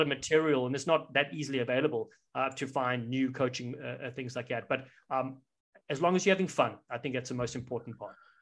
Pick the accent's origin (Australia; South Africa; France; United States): South Africa; growing up in South Africa